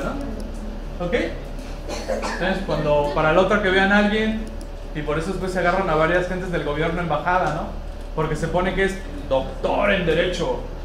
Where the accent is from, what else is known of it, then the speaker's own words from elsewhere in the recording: Mexico; nuestra idiosincrasia como mexicano